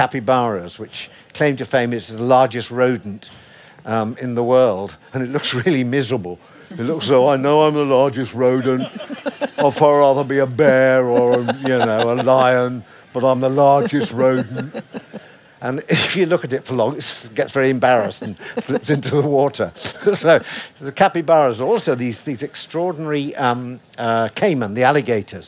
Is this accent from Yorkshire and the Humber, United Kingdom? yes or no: yes; Sheffield, Yorkshire and the Humber, United Kingdom; I'm from Sheffield